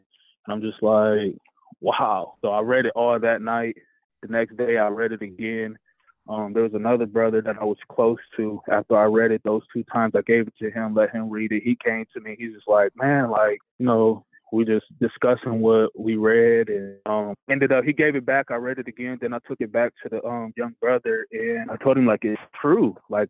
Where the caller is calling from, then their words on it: Jackson, Michigan, United States; Jackson, Michigan.